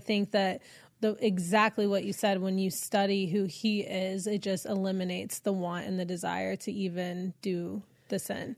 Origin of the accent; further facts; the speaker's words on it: Texas, United States; moved away as an adult; now in Los Angeles, United States; I'm from Texas